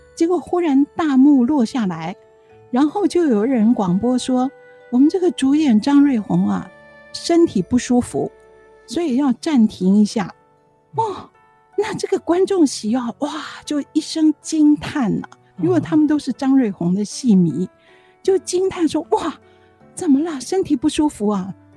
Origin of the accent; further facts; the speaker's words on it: Taiwan; 我们是台湾来的